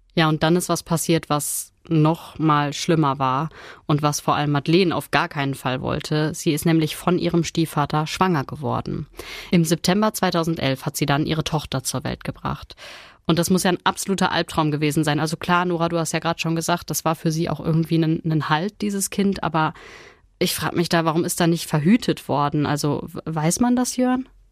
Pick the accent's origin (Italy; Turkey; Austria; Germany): Germany; Ruhr area, North Rhine-Westphalia; war aber schon länger hier bei uns im Ruhrgebiet